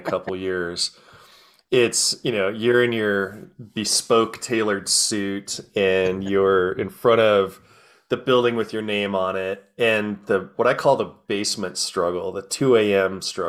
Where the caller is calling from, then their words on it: Arvada, Colorado, United States; I am in a little outskirts of Denver called Arvada, Colorado, between Golden and Denver.